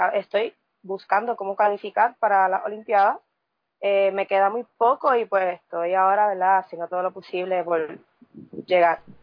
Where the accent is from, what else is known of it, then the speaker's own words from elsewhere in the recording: Sabana Grande, Puerto Rico; soy de Puerto Rico, del pueblo de Sabana Grande